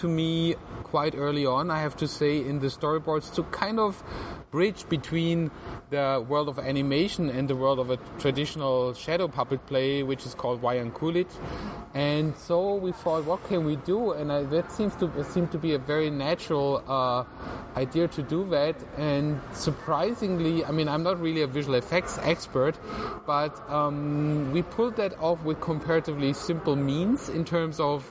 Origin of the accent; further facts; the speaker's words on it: Tübingen, Baden-Württemberg, Germany; now in Singapore; I grew up in Tübingen, which is a kind of like a university town, medieval university town near to Stuttgart in southern Germany.